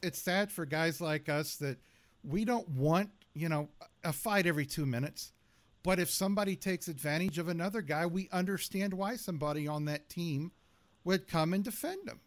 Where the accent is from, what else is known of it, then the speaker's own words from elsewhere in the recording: Southern California, United States; I was born in Southern California.